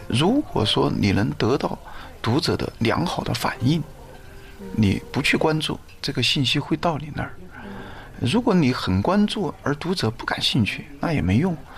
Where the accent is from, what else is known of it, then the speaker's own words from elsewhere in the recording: Guang'an, Sichuan, China; 我是在那个四川的乡村里面长大的嗯，在那个广安的武圣县，我在那儿出生嗯。呃，在那儿一直读到那个高中毕业